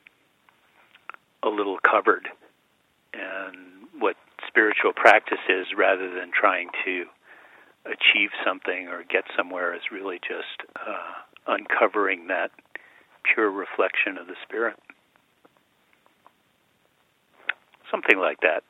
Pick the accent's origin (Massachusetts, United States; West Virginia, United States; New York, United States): New York, United States; Westchester County; I grew up in Westchester County in New York.